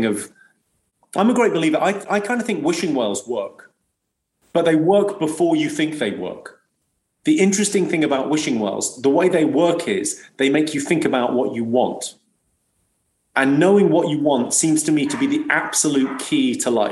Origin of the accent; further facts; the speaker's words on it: Slough, South East England, United Kingdom; I grew up in Slough, and I went to a school on the Britwell Estate in Slough